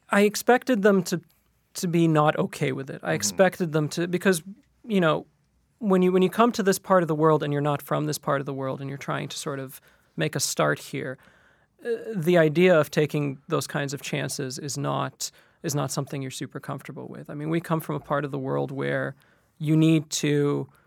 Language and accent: English; Qatar; moved away as an adult; now in Canada; I grew up in Qatar in the Middle East, and the idea was that you would go to school and then you would become a lawyer or an engineer or a manager of some sort.